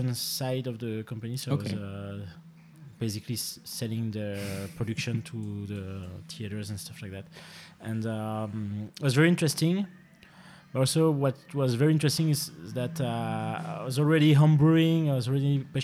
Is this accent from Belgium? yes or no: yes; Stambruges, Wallonia, Belgium; moved away as an adult; now in Brussels, Belgium; originally I'm from Hainaut